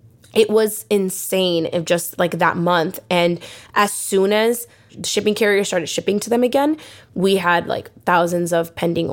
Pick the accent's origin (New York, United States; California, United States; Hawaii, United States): California, United States; Los Angeles; I definitely attribute my entrepreneurial spirit from growing up in Mid-City, in Pacoima, in these like underprivileged areas that are Black and Brown communities